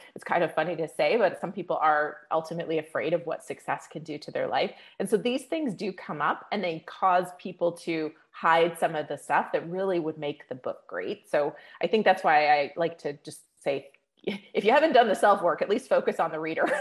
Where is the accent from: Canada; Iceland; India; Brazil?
Canada; now in Las Vegas, United States; I'm Canadian originally.